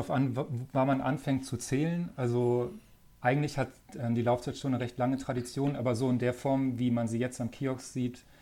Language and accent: German; Hamburg, Germany; also born or lived in Flensburg; Also ich komme ja ursprünglich, also ich bin gebürtiger Flensburger, also sozusagen ganz weit weg von hier und bin dann in Hamburg auch aufgewachsen, also ich bin Norddeutscher.